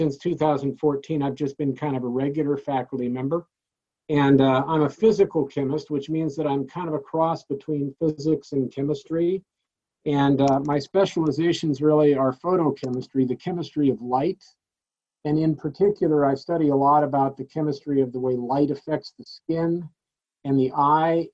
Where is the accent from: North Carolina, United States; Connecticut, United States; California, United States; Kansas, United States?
California, United States; Oceanside; also born or lived in Carlsbad, California; now in Dayton, United States; I grew up in the towns of Oceanside and Carlsbad